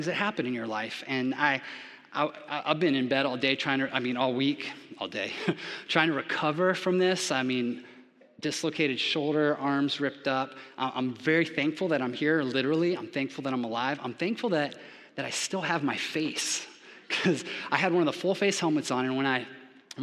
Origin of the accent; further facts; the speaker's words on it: Japan; also born or lived in Florida, United States; now in Georgia, United States; growing up in Japan, I was never exposed to football